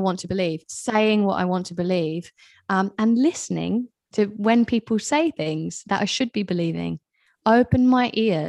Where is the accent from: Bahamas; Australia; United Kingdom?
United Kingdom; England; moved away; I am British. I know my accent is all over the place because I haven't lived in England for a long time. People are always like, where the hell are you from? Anyway, but I am British